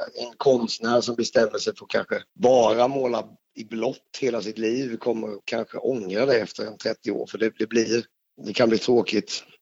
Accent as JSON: {"language": "Swedish", "region": "Småland", "country": "Sweden", "tie": "born or raised there", "said": "jag är ju född i Småland"}